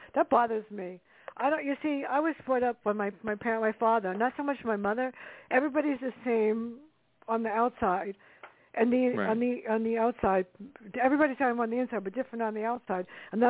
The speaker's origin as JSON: {"language": "English", "town": "New York City", "region": "New York", "country": "United States", "tie": "born or raised there", "said": "I grew up in the South Bronx."}